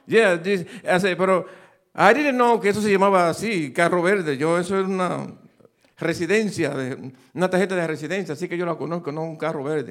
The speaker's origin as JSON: {"language": "Spanish", "country": "Dominican Republic", "also_born_or_lived": "New York, United States", "second_language": "Spanish", "moved": "as an adult", "lives_now": "United States", "said": "I was just Dominican Republic"}